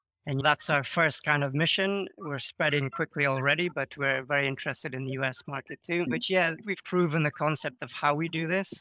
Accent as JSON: {"language": "English", "country": "United Kingdom", "moved": "as an adult", "lives_now": "Croatia", "said": "Yeah, so I'm British originally, but I've been living in Croatia now for around 10 years"}